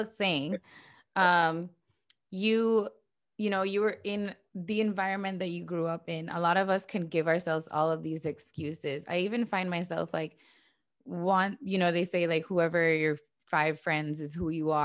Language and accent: English; San Pedro, Belize District, Belize; I'm from San Pedro